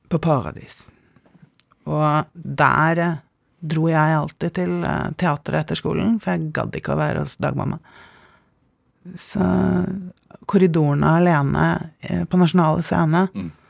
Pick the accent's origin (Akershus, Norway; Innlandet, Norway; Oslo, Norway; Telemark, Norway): Oslo, Norway; also born or lived in Bergen; Ja, jeg vokste opp på Nationaltheatret i korridorene. Jeg var førstefødt, eh, så Praktikantene vi hadde i Gabels gate, var mest til broren min og etter hvert søsteren min, som er ti år yngre.